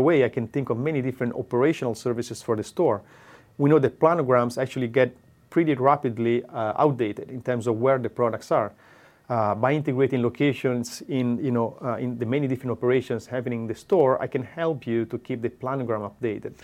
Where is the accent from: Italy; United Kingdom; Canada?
Italy; Pisa, Tuscany; English is a second language; moved away as an adult; now in Trento, Italy; I'm originally from Tuscany, from Pisa, although I moved to Trento since fifteen years now